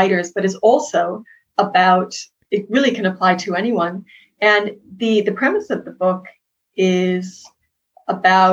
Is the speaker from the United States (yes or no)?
yes; Boston, Massachusetts, United States; I'm from Boston